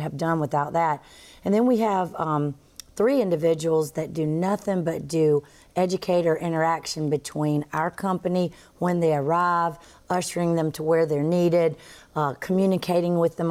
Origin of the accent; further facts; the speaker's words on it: the South, United States; accent: Southern; also born or lived in Florida; I do have a Southern accent, but I'm always accused of being a New Yorker somewhere in there